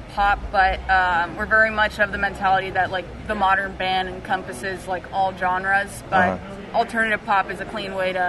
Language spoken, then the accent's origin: English; Los Angeles, California, United States; I'm from Los Angeles.